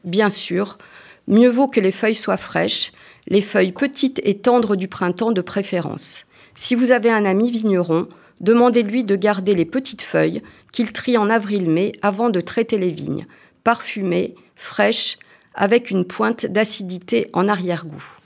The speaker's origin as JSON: {"language": "French", "region": "Auvergne-Rhône-Alpes", "country": "France", "said": "je suis auvergnat, j'adore le saucisson et l'aligot"}